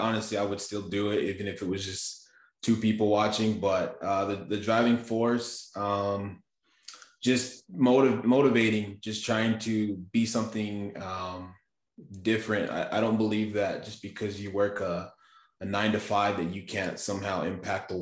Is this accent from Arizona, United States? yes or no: yes; Safford, Arizona, United States; also born or lived in Texas; I'm in southern Arizona in Safford